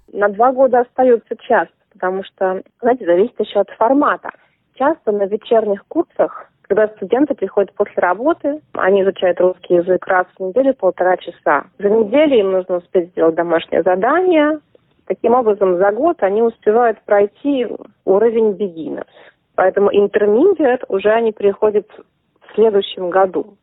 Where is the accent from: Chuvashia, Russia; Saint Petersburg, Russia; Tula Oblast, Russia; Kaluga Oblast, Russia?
Saint Petersburg, Russia; now in Australia; Я родилась и выросла в Петербурге.